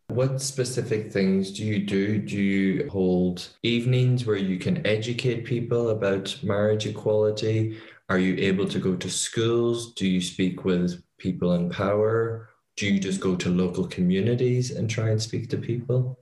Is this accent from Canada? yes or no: no; Ireland; being Irish